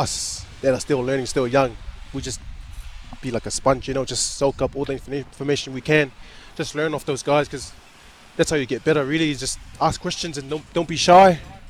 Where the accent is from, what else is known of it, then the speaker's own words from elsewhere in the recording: Samoa; moved away as an adult; also born or lived in Lefaga, Samoa; now in Northland, New Zealand; I was born and raised in Samoa